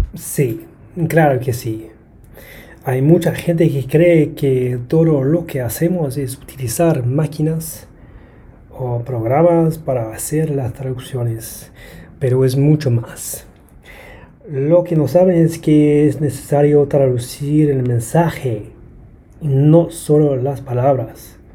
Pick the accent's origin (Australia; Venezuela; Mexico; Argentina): Australia; Brisbane, Queensland; Spanish is a second language; soy de y vivo en Brisbane, aquí en Australia.